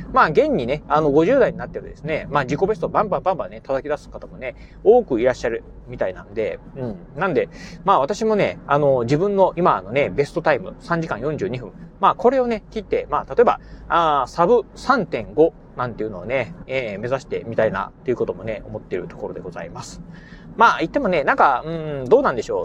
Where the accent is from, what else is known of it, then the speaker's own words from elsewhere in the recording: Kochi, Japan; 自分の、あのー、まあ、生まれ故郷のね、ふるさと、まあ、高知